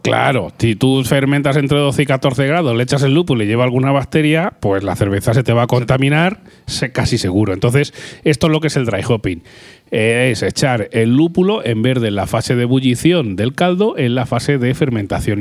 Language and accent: Spanish; Albacete, Castilla-La Mancha, Spain; yo soy un poco de Albacete